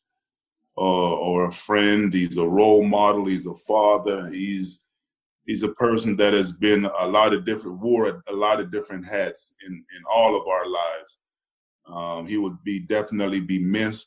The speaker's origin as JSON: {"language": "English", "town": "Boston", "region": "Massachusetts", "country": "United States", "tie": "born or raised there", "also_born_or_lived": "Jamaica", "moved": "as an adult", "lives_now": "Washington, D.C., United States", "said": "I'm Jamaican and, growing up in Boston, where it's cold"}